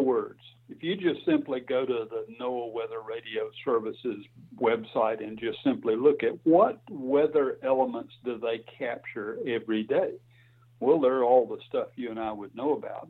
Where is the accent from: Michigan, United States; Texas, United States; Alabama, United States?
Alabama, United States; I grew up on a farm in Alabama and went to school. Did all my education in Alabama.